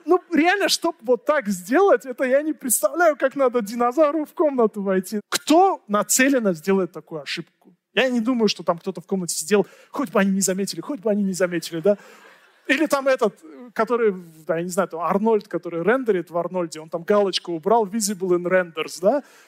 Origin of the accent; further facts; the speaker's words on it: Tajikistan; в Таджикистане, у меня на родине